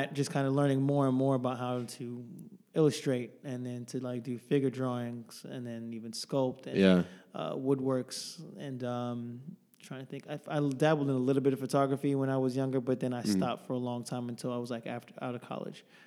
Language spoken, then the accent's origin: English; Houston, Texas, United States; now in Dallas, United States; originally I'm from Houston, but been living here in Dallas for a long time